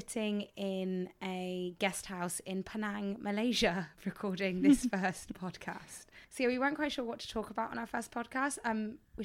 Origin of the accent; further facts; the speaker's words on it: England, United Kingdom; I'm originally from England. I live in London